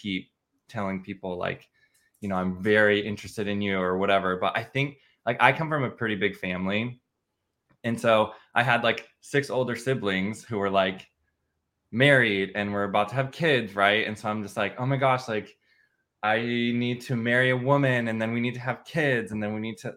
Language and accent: English; Midwest, United States; I grew up in the Midwest.